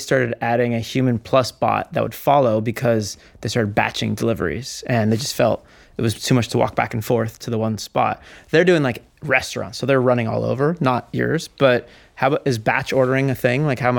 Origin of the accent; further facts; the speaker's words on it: San Diego, California, United States; Here in San Diego.